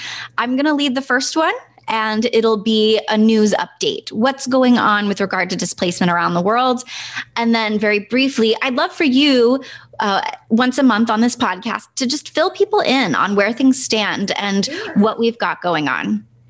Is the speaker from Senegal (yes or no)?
yes; Senegal; We grew up, Brandon and I grew up in Senegal.